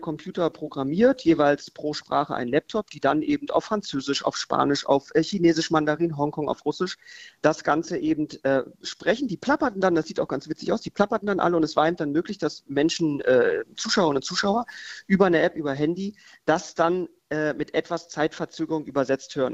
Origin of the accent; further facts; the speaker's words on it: Berlin, Germany; wir bei uns in Berlin die größte Fruchtmesse weltweit haben